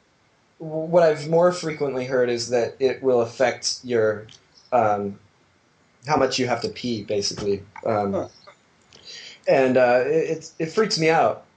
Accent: Utah, United States; I'm from Utah

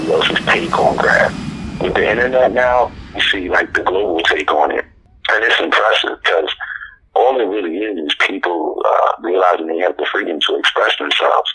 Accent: Philadelphia, Pennsylvania, United States; I'm from Philadelphia, born and raised.

